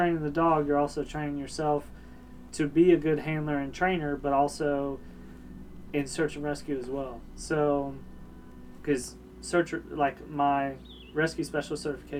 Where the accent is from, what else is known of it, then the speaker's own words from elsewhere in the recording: Tampa, Florida, United States; born there; So, I was born in Tampa, Florida. Grew up in the military. Both my parents were in the military.